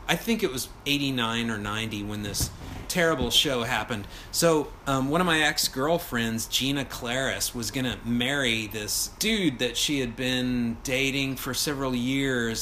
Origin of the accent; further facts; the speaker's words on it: Texas, United States; I'm from Texas, another pretty pathetic place.